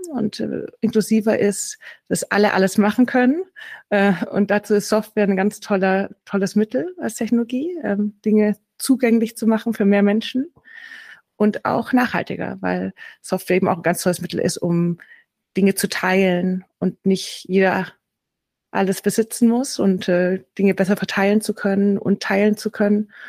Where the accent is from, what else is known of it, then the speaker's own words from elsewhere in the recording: Baden-Württemberg, Germany; ich komme aus Schwaben. Also ich bin, ich rede heute nicht nur aus Stuttgart, sondern ich komme hier aus der Nähe von Stuttgart.